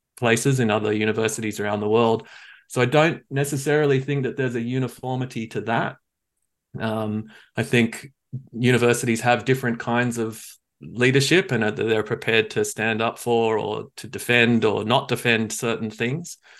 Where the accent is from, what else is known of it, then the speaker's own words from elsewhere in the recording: Australia; now in New Zealand; I grew up in in Australia